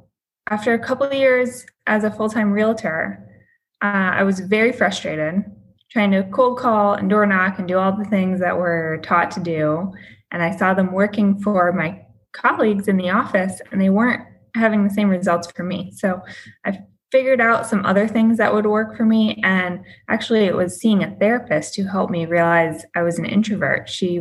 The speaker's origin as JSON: {"language": "English", "region": "Michigan", "country": "United States", "lives_now": "Boston, United States", "said": "So I was in real estate in Boston. I spent 9 years in Boston. That's where I built my career. I moved there from Michigan."}